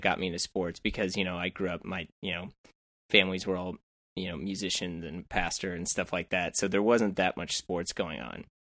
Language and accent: English; St. Louis, Missouri, United States; I'm from St. Louis, which is not too far